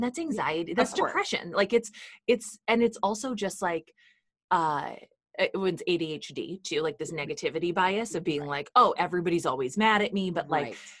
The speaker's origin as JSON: {"language": "English", "region": "Midwest", "country": "United States", "tie": "born or raised there", "said": "where I grew up in the Midwest"}